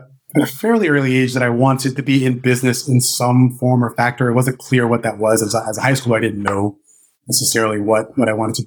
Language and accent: English; Daytona Beach, Florida, United States; moved away as an adult; also born or lived in Atlanta, Georgia; I grew up in Daytona Beach, Florida, which is sort of a small, mid-sized town in central Florida